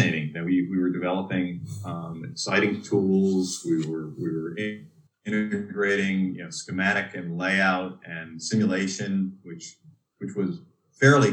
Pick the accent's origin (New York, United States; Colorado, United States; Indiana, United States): New York, United States; Dutchess County; I grew up in the New York area, Dutchess County